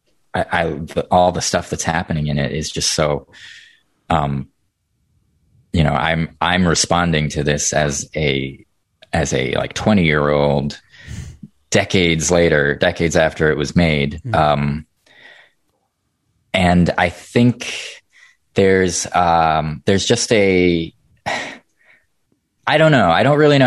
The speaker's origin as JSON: {"language": "English", "area": "just outside Boston, near Salem", "region": "Massachusetts", "country": "United States", "tie": "born or raised there", "said": "we're from Massachusetts, just outside Boston, right next to Salem. So we have like we grew up just sort of, you know, history is all around you. In our town"}